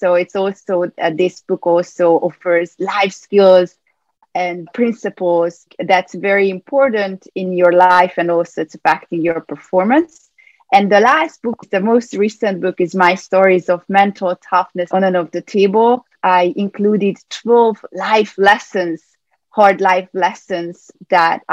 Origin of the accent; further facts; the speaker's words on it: Budapest, Hungary; moved away as an adult; also born or lived in California, United States; now in New York, United States; I grew up in Hungary, in Budapest, and I moved to the U.S. in 2006